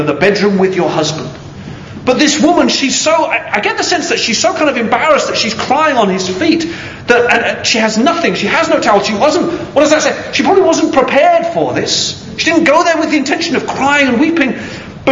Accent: United Kingdom; I am British

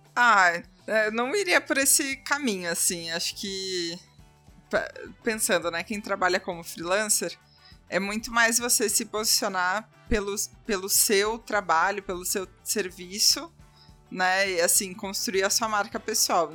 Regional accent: Porto Alegre, Rio Grande do Sul, Brazil; now in São Paulo, Brazil; Eu sou de Porto Alegre

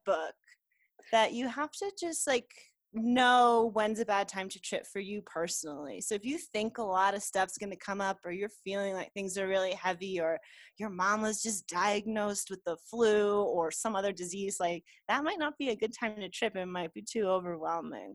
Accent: United States; now in Mexico; I'm an American, but I live in Mexico

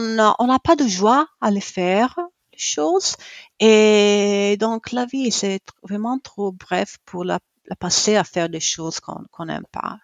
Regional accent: Italy; also born or lived in Cremona; je suis italienne, euh, j'habite à Cremona

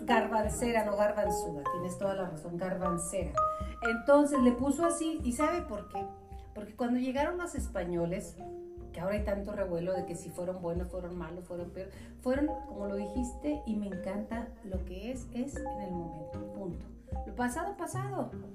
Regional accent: Mexico; como mexicanos

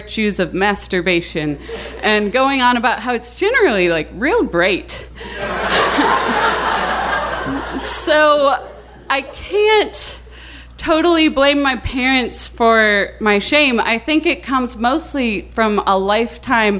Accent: the South, United States; I grew up in the South going to a Presbyterian church every week

